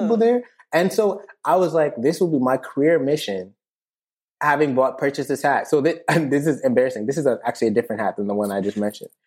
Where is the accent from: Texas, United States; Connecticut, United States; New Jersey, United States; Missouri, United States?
Connecticut, United States; New Haven; Small town boy, born in New Haven, Connecticut, nineteen ninety-five